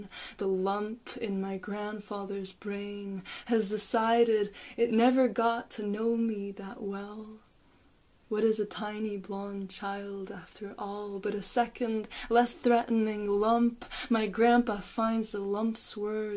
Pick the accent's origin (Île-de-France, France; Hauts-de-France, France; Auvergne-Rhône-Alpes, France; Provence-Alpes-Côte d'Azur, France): Île-de-France, France; Paris; now in Dublin, Ireland; I was born in Paris. I'm in Dublin now.